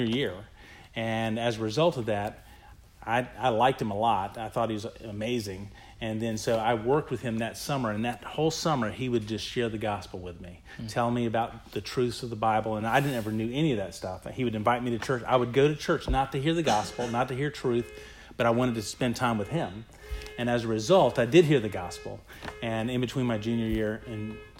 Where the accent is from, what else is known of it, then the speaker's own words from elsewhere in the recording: Virginia Beach, Virginia, United States; moved away; also born or lived in Valdosta, Georgia; we ended up moving to Virginia Beach, Virginia when I was about four, and lived there for about 11 years